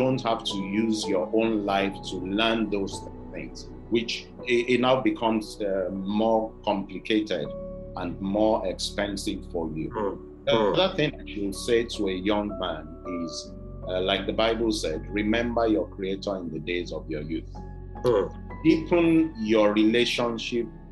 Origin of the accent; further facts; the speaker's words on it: Oyo, Nigeria; also born or lived in Ibadan / Abeokuta; Oyo Town, where I'm from, Ibadan